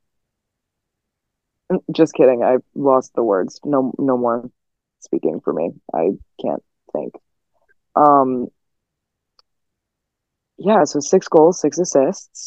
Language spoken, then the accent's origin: English; Chicago, Illinois, United States; moved away as an adult; now in Texas, United States; when I talk about going home for Thanksgiving, I have to mention Chicago. That's how it works. Because that is where I am from. That is home.